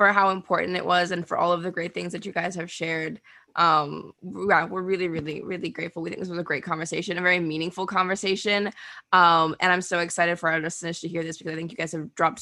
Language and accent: English; Bahamas; moved away; I'm going home next week. I'm going back. I'm from the Bahamas.